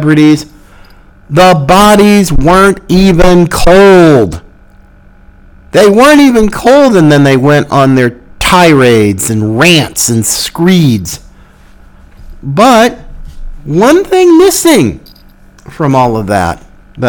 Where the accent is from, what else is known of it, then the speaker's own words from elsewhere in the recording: United States; I am an American. I am a very grateful American